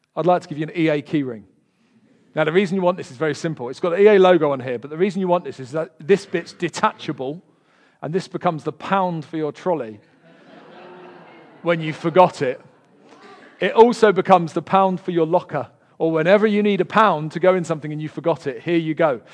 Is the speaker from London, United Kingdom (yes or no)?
yes; London, United Kingdom; accent: Del Boy; moved away; I'm from Peckham originally